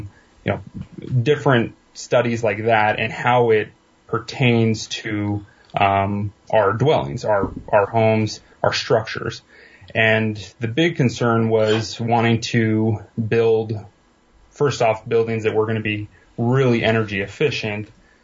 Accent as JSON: {"language": "English", "region": "Eastern Washington", "country": "United States", "tie": "born or raised there", "said": "born and raised mostly in Eastern Washington"}